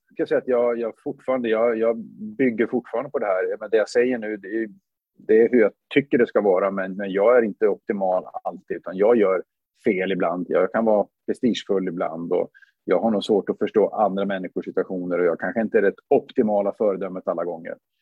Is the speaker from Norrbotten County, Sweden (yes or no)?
yes; Luleå, Norrbotten County, Sweden; moved away as an adult; jag är född i Luleå 1974